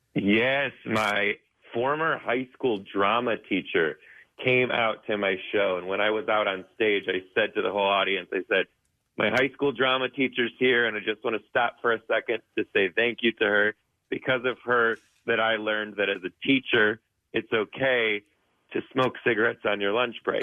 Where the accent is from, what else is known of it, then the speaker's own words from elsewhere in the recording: Detroit, Michigan, United States; I'm from Detroit